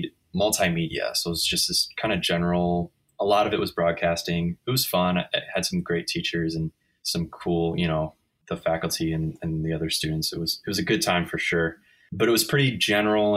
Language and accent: English; Midwest, United States; moved away as an adult; also born or lived in Chicago; now in San Diego, United States; I grew up in the Midwest